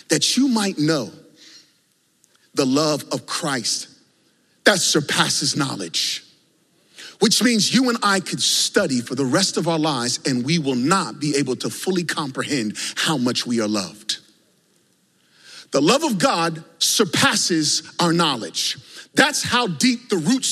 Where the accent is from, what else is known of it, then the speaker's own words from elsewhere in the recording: Virginia, United States; growing up in Virginia